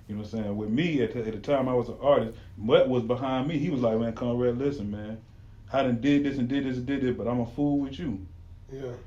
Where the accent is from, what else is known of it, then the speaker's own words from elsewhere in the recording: Florida, United States; I'm from Florida